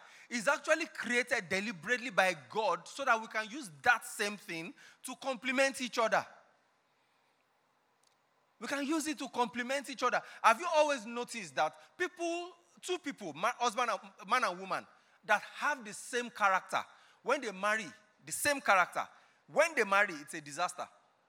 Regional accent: Ekiti, Nigeria; Before you start getting upset with me, I'm from Ekiti. But I didn't collect 10,000.

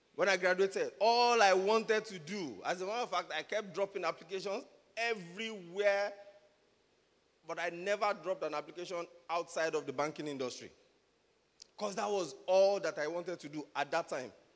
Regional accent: Nigeria; I'm a Nigerian now.

